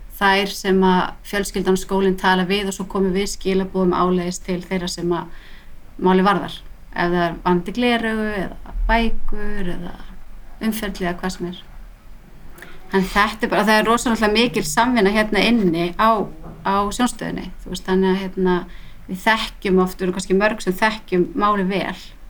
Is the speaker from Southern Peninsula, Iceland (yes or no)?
no; Reykjavík, Capital Region, Iceland; moved away as an adult; also born or lived in Barcelona, Spain; ég bara stelpa á breyðhaldi alveg upp í dúbnuhólum alla tíð